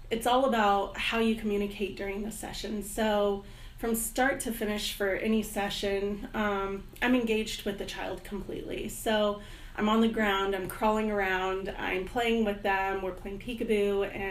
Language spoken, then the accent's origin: English; Heidelberg, Baden-Württemberg, Germany; also born or lived in Fort Campbell, United States / Stuttgart; Um, I was born in Fort Campbell, Kentucky, and I was raised in Germany.